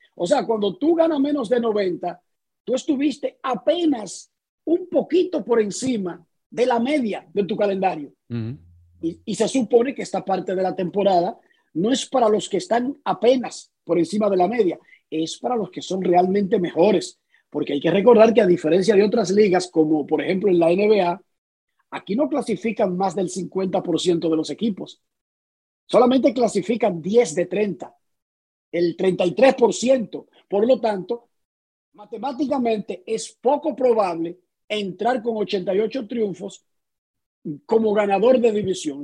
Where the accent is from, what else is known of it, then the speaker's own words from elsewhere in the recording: Dominican Republic; como dominicano